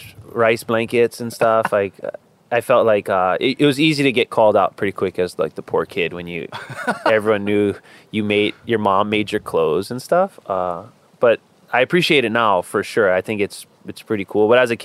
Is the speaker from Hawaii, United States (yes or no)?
yes; Hawaii, United States; also born or lived in Oahu; I was actually born on Oahu. A lot of people actually don't know that about me. They think I was born and raised on the Big Island of Hawaii, but I would say the Big Island, but I was born on Oahu, and I was born in the Queen's Medical Center.